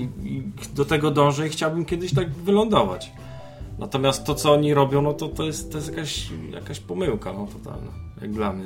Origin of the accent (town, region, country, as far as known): Poland